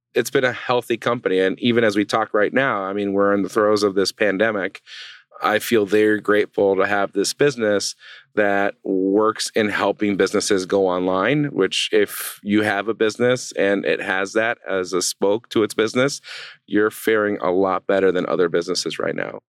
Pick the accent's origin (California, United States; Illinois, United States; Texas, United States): California, United States; Southern; moved away as an adult; now in Traverse City, United States; growing up in Southern California